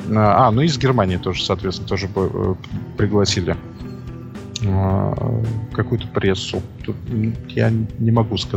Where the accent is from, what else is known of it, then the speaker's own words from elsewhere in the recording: Belarus; с нами играли два француза, я, белорус, это как в анекдоте уже пошло